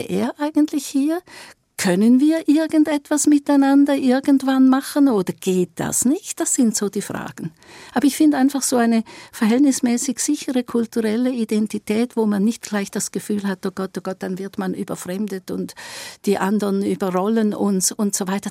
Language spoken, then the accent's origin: German; Eastern Switzerland, Switzerland; ich bin auch eine Schweizerin und ich komme aus der Ostschweiz